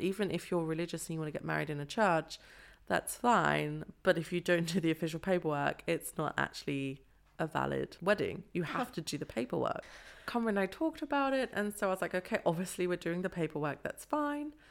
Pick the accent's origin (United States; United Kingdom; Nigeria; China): United Kingdom; London; moved away as an adult; also born or lived in Nottingham; now in Freiburg, Germany; I was born in Nottingham but lived in London for most of my life